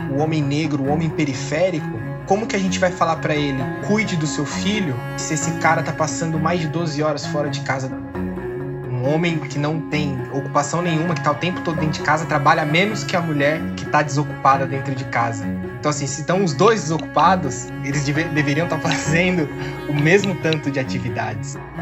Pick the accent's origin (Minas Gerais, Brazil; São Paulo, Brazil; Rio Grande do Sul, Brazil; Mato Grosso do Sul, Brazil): São Paulo, Brazil; eu sou da zona oeste aqui de São Paulo. Nasci, e cresci aqui, pretendo passar mais uns anos aqui